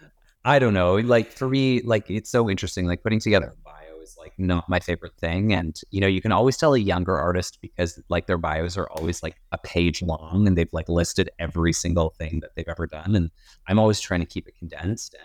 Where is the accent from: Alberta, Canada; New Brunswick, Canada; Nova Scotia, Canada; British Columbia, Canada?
Alberta, Canada; Edmonton; also born or lived in Calgary; I was living in Calgary and my parents are, and I'm originally from Edmonton.